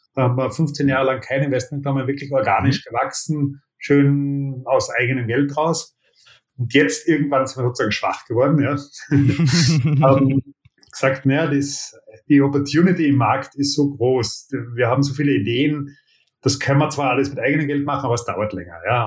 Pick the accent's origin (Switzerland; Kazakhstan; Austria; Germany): Austria; Und ich bin Österreicher